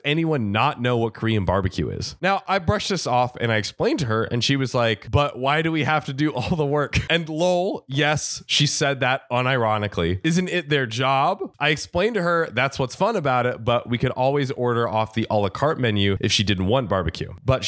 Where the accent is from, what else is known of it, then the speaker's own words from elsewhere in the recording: India; now in United States; I'm Indian, so I'm kind of used to the whole servant master attitude thing because it's big in India, but I'm not a fan of it. And I thought it was super weird here in the States.